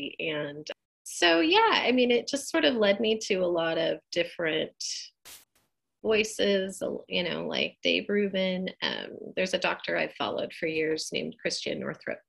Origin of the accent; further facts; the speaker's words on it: Eugene, Oregon, United States; also born or lived in Bend, Oregon; I am a lifelong Oregonian. I grew up in Eugene, Oregon.